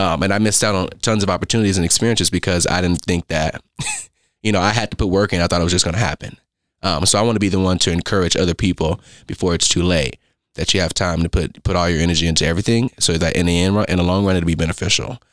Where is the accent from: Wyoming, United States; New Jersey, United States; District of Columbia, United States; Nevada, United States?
Nevada, United States; Las Vegas; moved away as an adult; also born or lived in Oakland, California; now in Owensboro, United States; I'm from Las Vegas, Nevada. Now, I was born in Oakland, California